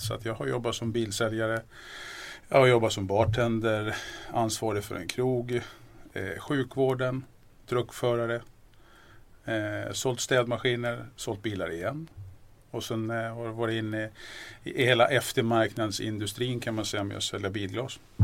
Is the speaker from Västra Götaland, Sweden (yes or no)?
no; Järna, Stockholm County, Sweden; Född och uppvuxen ute i Järna